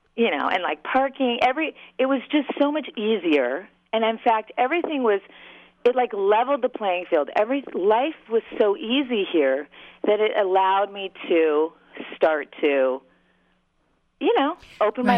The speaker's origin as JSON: {"language": "English", "region": "Southern California", "country": "United States", "tie": "born or raised there", "also_born_or_lived": "Long Beach / Los Angeles", "moved": "as an adult", "lives_now": "Minneapolis, United States", "said": "I'm from Southern California"}